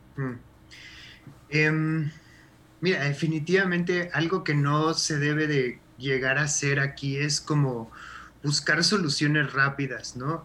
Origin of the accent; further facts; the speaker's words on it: Mexico; como mexicanos